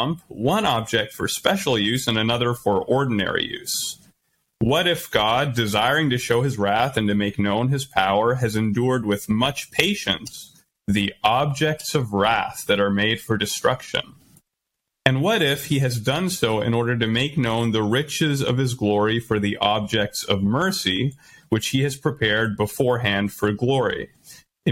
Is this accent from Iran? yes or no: no; Canada; as a Canadian